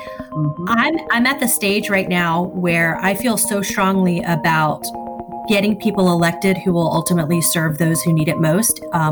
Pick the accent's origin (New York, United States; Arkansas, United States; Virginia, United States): Virginia, United States; also born or lived in San Diego, California / Florida; So I was born in San Diego, California. My dad was a career naval officer. So I have lived all over the country. I grew up mostly, I would say we split most of our time between Florida and Northern Virginia